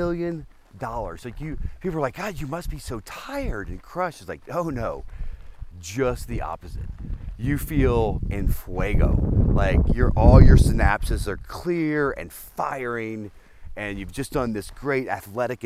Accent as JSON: {"language": "English", "town": "New Orleans", "region": "Louisiana", "country": "United States", "tie": "born or raised there", "also_born_or_lived": "Telluride, Colorado", "moved": "as an adult", "lives_now": "Boulder, United States", "said": "I grew up in Louisiana, which is from New Orleans, and that's kind of my soul"}